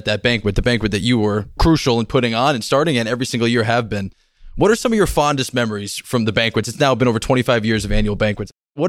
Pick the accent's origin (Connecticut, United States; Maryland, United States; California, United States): Connecticut, United States; I'm from Connecticut.